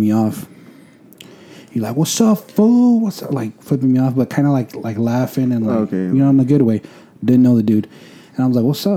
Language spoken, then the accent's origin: English; Fort Worth, Texas, United States; I'm from Northside.